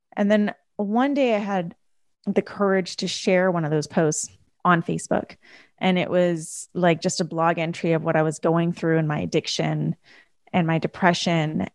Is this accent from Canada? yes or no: yes; Canada; I grew up in a first generation family in Canada. So my parents, after they got married, immigrated to Canada and I was born in Canada